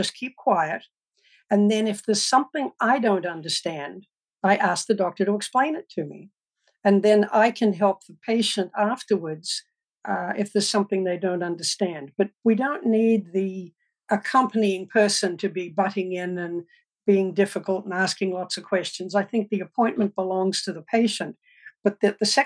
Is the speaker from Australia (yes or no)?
yes; Australia; moved away as an adult; also born or lived in Melbourne, Australia; now in United States; I grew up in Australia, rural Australia, with 6,000 sheep on a farm